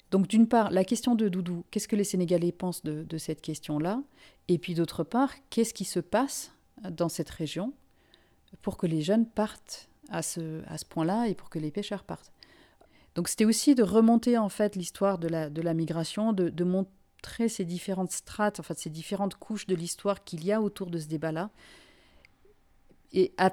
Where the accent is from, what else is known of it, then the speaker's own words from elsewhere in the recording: Finland; also born or lived in Africa; now in France; moi, je suis une migrante moi-même. Euh, je ne suis pas française euh, d'origine. Je suis finlandaise. J'ai grandi en Afrique. Enfin, tout, tout, mon parcours personnel est fait de migration.